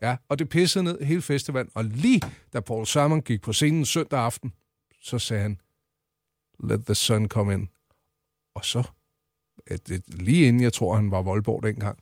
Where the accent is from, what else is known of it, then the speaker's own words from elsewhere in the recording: Central Zealand, Denmark; jeg er fra Midtsjælland, og så er det Roskilde, vi taler om